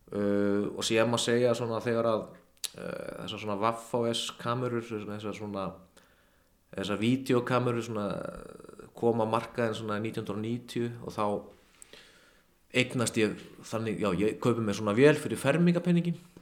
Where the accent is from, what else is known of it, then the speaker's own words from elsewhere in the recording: Kópavogur, Capital Region, Iceland; ég kem í MH úr Kópaunum